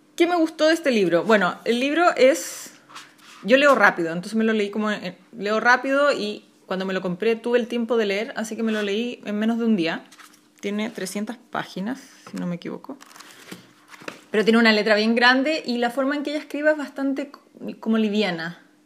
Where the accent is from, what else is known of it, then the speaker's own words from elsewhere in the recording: Chile; soy una ilustradora chilena